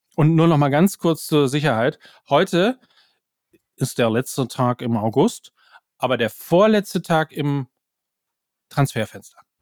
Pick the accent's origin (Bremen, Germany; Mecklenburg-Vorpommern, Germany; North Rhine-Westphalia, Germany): North Rhine-Westphalia, Germany; ich komme aus Ostwestfalen